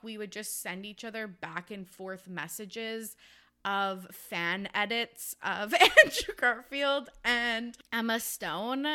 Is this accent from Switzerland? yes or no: no; Canada; I'm from Canada